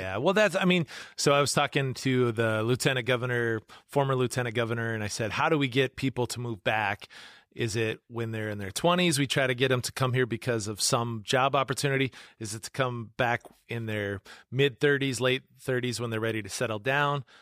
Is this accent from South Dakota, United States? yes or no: yes; Webster, South Dakota, United States; now in Yankton, United States; I'm from up in that area too, so I'm from Webster, that little small town in between you and Watertown.